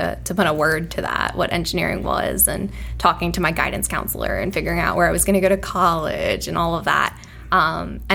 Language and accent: English; Lynchburg, Virginia, United States; also born or lived in New Orleans, Louisiana; I spent probably most of my childhood in Lynchburg after